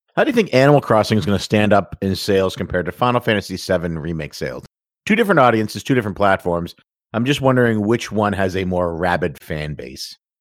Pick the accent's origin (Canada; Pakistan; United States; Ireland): Canada; being Canadian and being proud of being Canadian